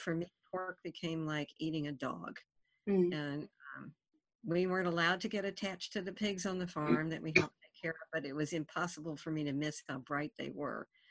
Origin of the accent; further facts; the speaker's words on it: Appalachia, United States; where I grew up in Appalachia, we didn't have fast food in that era